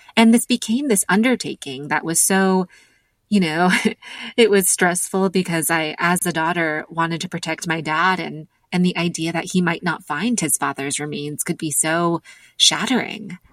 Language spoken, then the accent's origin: English; United States; being American and also being the daughter of immigrants